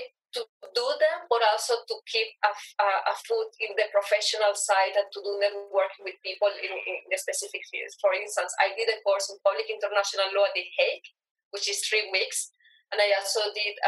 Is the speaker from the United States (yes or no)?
no; Venezuela; moved away; I am from Venezuela.